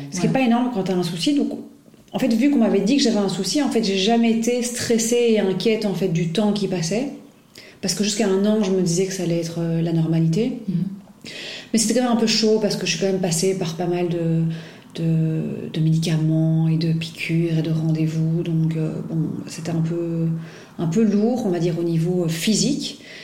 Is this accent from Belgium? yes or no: yes; Belgium; also born or lived in Paris / Brussels; je suis belge, j'habite à Bruxelles.